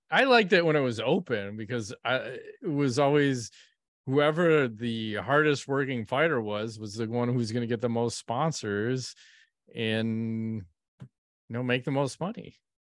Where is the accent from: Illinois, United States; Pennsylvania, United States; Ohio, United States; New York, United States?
Illinois, United States; Chicago; We're from Chicago. I support the White Sox.